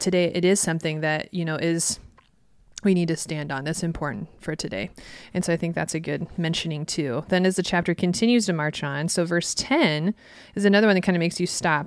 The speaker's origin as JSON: {"language": "English", "region": "Midwest", "country": "United States", "tie": "born or raised there", "said": "I grew up in the Midwest where there's a two-lane road"}